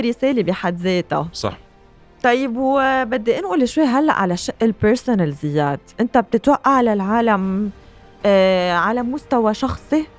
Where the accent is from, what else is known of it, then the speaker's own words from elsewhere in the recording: Lebanon; نحن اليوم بحاجة كلبنانية